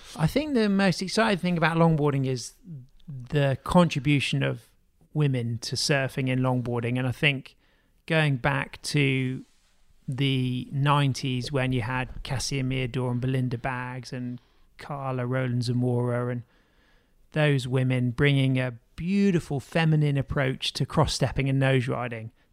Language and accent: English; United Kingdom; as a British surfer